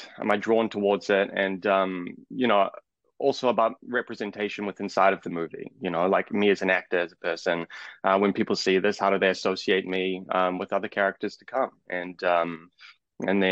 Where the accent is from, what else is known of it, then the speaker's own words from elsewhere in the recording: Auckland, New Zealand; I'm from Auckland, New Zealand